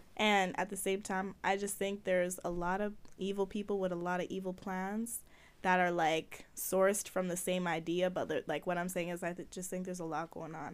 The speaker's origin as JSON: {"language": "English", "country": "Jamaica", "said": "I'm Jamaican"}